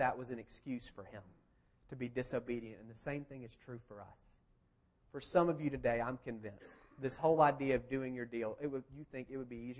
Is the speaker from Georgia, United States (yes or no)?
yes; Marietta, Georgia, United States; also born or lived in Athens / Kentucky; This is literally my hometown. I went to Marietta High School. I grew up at First Methodist Marietta